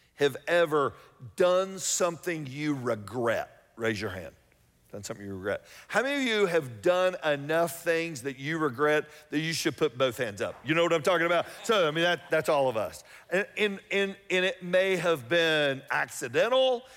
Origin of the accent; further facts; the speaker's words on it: Atlanta, Georgia, United States; I grew up here in Atlanta